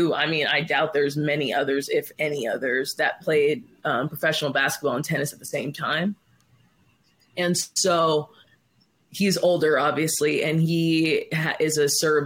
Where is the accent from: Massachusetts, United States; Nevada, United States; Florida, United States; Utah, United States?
Nevada, United States; Las Vegas; moved away; also born or lived in Oklahoma; I was born and raised in Vegas